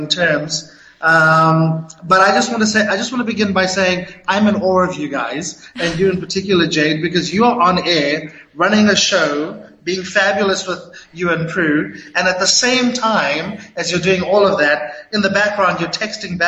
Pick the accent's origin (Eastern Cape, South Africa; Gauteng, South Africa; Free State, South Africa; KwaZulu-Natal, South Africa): KwaZulu-Natal, South Africa; Durban; moved away as an adult; also born or lived in Latin America / Africa / Middle East; I'm a Durbanite through and through. Born and bred in Durban